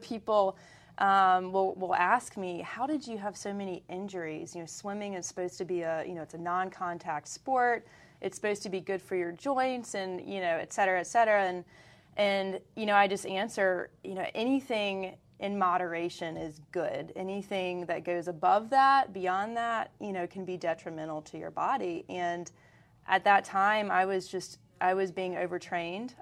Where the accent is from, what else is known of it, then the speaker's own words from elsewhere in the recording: Greenville, North Carolina, United States; now in Charlotte, United States; I grew up in Greenville, North Carolina